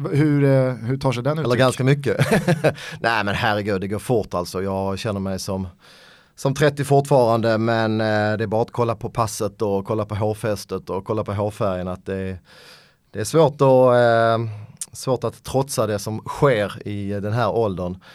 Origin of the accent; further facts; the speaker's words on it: Skåne, Sweden; accent: Scanian; Eh, skånska, svenska, lite polska jag är halvpolack, min mamma är född i Polen.